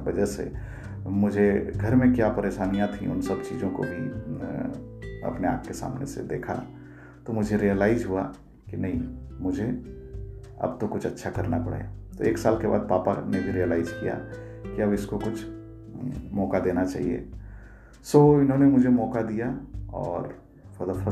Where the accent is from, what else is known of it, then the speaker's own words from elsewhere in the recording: Chhota Bambo, Jharkhand, India; now in Mumbai, India; मेरा गांव जो है छोटा बम्बो वो झारखंड के एक बहुत ही पिछड़े इलाके को बिलोंग करता है जमशेदपुर सिटी से करीब 75 किलोमीटर दूर है सो मेरा बचपन वहीं गुजरा करीब सातवीं क्लास तक मैं अपने गांव के और बगल वाले गांव के स्कूल में पढ़ा